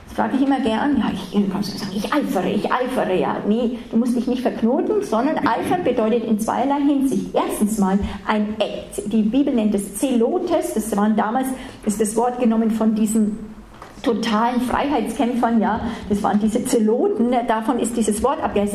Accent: Germany; für uns nicht so wohlanständig, oft als Deutsche

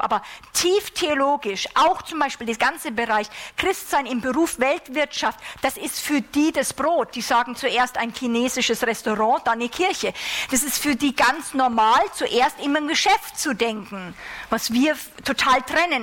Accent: Germany; wir als Deutsche

